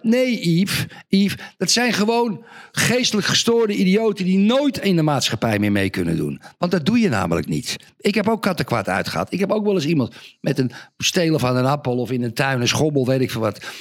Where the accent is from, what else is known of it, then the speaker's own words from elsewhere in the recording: Zandvoort, North Holland, Netherlands; moved away; Ik ben geboren en getogen in Zandvoort.